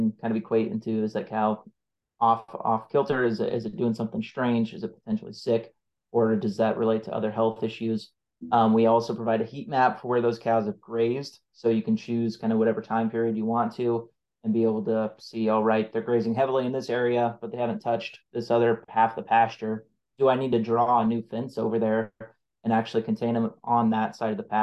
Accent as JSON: {"language": "English", "region": "North Central Nebraska", "country": "United States", "tie": "born or raised there", "said": "I grew up ranching in North Central Nebraska"}